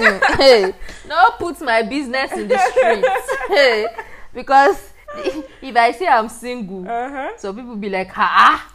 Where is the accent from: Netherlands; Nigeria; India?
Nigeria; Ilorin, Kwara; But I grew up in Ilorin, my grandparents.